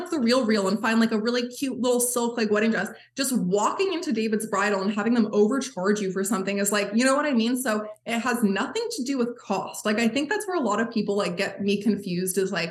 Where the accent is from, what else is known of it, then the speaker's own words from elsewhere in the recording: Maine, United States; Like I'm like, mind you, I'm from Maine